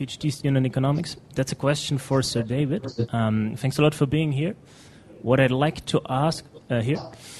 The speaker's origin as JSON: {"language": "English", "country": "Germany", "moved": "yes", "said": "I'm from Germany"}